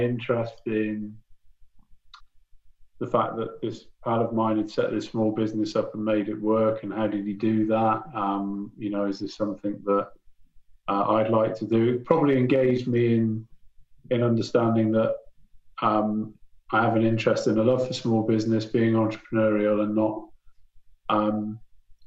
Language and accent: English; Bristol, South West England, United Kingdom; moved away as an adult; now in Newcastle, United Kingdom; where I'm from, I'm originally from Bristol. I moved up to the northeast way back in 1989